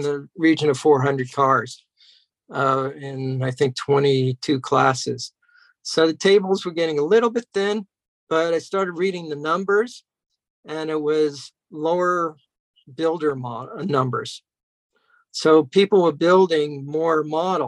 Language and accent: English; Temple City, California, United States; also born or lived in New York; I grew up in Temple City.